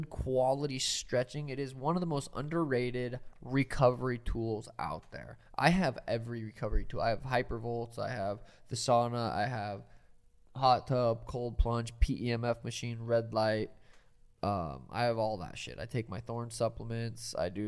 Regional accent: Montana, United States; I'm from Montana.

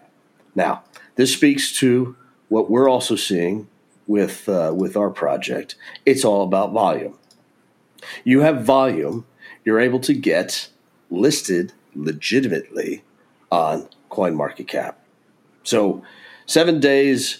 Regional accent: Texas, United States; being the Texan that I am

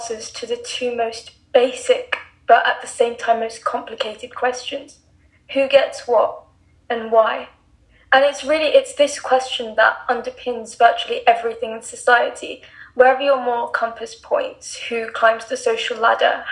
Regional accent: England, United Kingdom; now in Dubai, United Arab Emirates; I'm 17 and I live and study in Dubai, but I was born and raised in England.

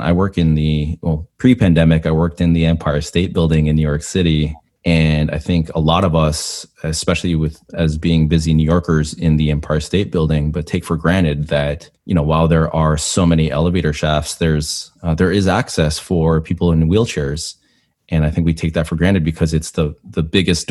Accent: Canada; I am Canadian

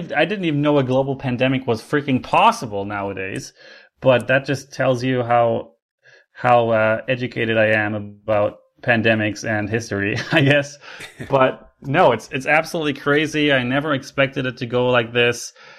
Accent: Canada; I should be the highest rated Canadian because, according to reality, I am Canadian.

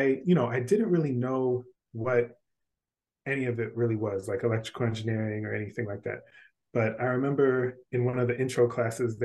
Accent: Washington, District of Columbia, United States; now in South Carolina, United States; I grew up in Washington, D.C.

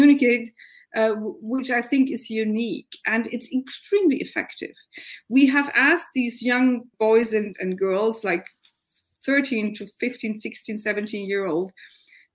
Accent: Germany; I come from Germany

